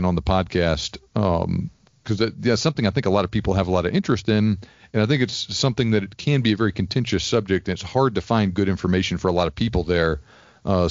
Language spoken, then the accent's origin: English; Houston, Texas, United States; moved away as an adult; also born or lived in West Point, New York / Georgia; I'm originally from East Texas, from the Houston area